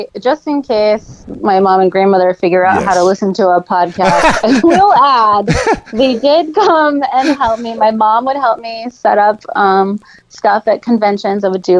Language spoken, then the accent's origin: English; Sarasota, Florida, United States; growing up in Sarasota with that, you know, beautiful bathwater, Crystal, it's really hard when you go to a different place and you're just like, your water sucks.